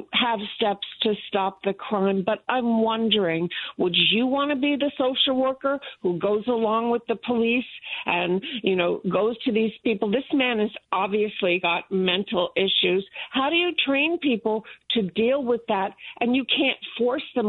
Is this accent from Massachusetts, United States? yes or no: no; New York, United States; I'm from New York